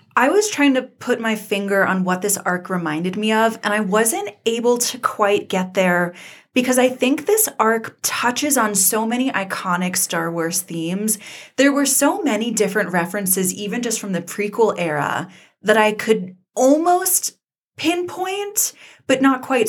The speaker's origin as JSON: {"language": "English", "region": "Georgia", "country": "United States", "tie": "born or raised there", "also_born_or_lived": "Colorado", "moved": "as an adult", "said": "I grew up in the American South, and I went to college in Colorado, and I always got a lot of flack for my accent and for coming from Georgia"}